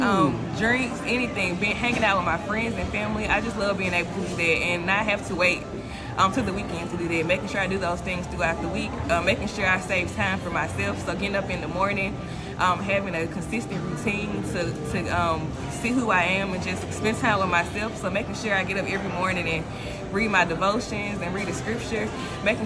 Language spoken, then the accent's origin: English; Starkville, Mississippi, United States; moved away; I'm from Starkville